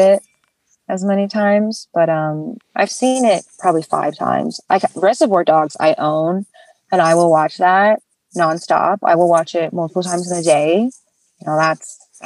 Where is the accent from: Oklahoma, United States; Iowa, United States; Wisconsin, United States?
Oklahoma, United States; I'm from Oklahoma